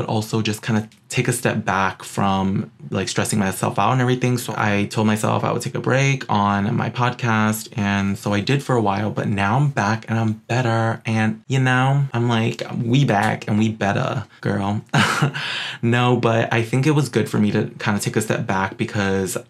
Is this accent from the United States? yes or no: yes; New York City, New York, United States; also born or lived in West Hollywood; now in Burbank, United States; I'm from Queens, New York